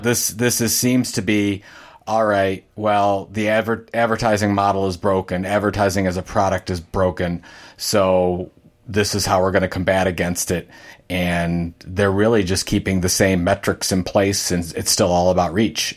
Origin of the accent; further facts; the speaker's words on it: Sandusky, Ohio, United States; I grew up in Sandusky, Ohio